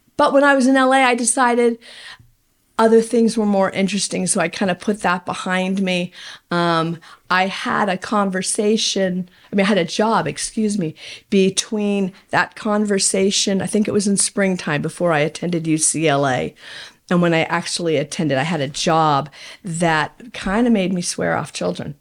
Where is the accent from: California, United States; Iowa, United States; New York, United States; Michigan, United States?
California, United States; Fresno; also born or lived in Pacifica, California / Bay Area; my father was in law enforcement and he, uh, was promoted to a position in Fresno, so we moved to Fresno